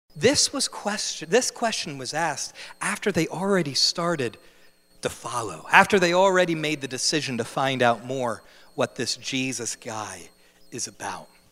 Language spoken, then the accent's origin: English; New Jersey, United States; moved away as an adult; I'm from New Jersey. I'm born and raised in the Garden State.